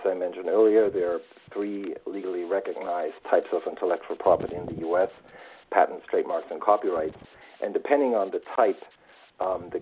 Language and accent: English; Germany; moved away as an adult; also born or lived in Washington, D.C. / London / Munich / New York; now in United States; Originally, I am from Germany, studied law there before I moved to the U.S.